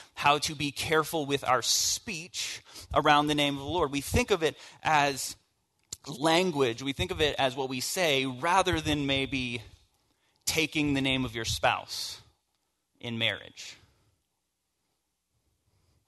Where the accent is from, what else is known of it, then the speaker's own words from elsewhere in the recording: the South, United States; I grew up in the South and in church